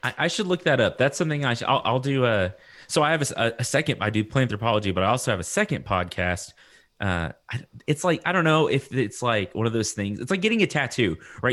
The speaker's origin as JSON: {"language": "English", "town": "Lubbock", "region": "Texas", "country": "United States", "tie": "born or raised there", "said": "I'm from Texas"}